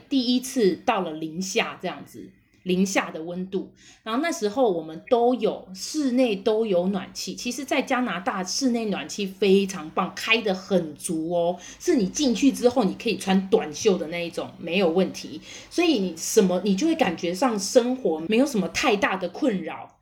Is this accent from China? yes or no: no; Taiwan; 我们台湾人还是没有习惯